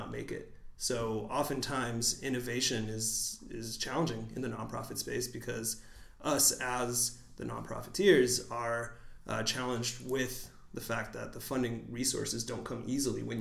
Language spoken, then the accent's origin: English; San Diego, California, United States; I was born and raised in San Diego, but my parents are from Mexico City, so immigrants to the United States